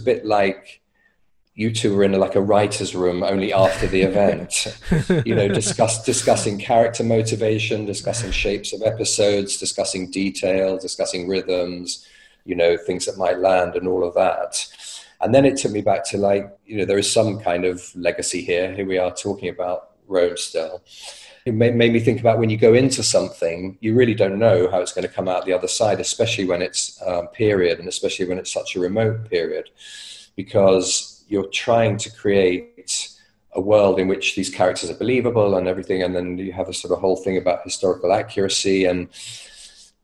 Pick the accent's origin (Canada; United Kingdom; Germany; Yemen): United Kingdom; as a Brit